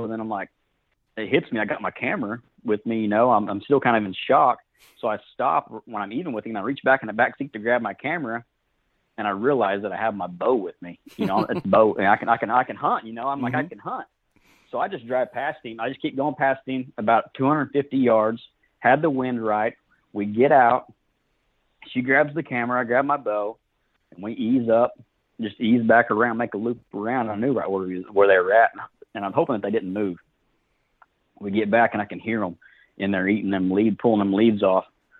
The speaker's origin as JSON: {"language": "English", "town": "Fort Gibson", "region": "Oklahoma", "country": "United States", "lives_now": "Muskogee, United States", "said": "I'm from Fort Gibson, Oklahoma. Live in Muskogee now."}